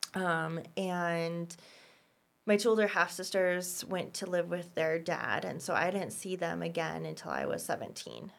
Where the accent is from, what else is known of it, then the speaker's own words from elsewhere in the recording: Boulder, Colorado, United States; I was born in Boulder, um, in nineteen eighty-seven